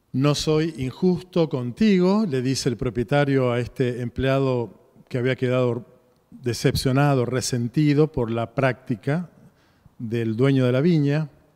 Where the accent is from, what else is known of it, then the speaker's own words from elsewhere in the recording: Argentina; nosotros, como argentinos